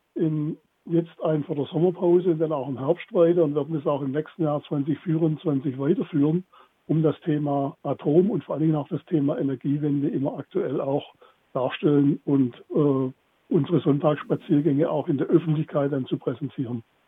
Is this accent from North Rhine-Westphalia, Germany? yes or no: no; Baden-Württemberg, Germany; bei uns in Baden-Württemberg